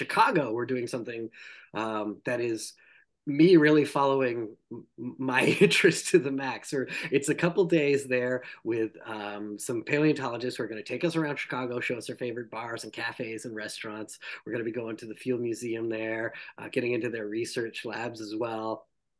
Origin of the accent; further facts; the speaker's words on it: Canada; I, as a Canadian